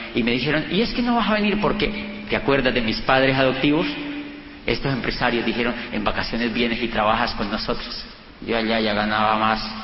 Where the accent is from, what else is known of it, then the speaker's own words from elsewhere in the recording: Colombia; yo vengo de Colombia